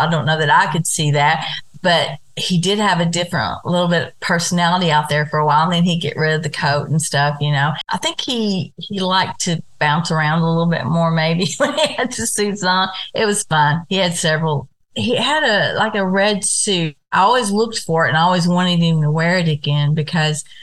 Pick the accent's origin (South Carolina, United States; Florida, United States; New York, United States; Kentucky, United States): Kentucky, United States; I'm from Kentucky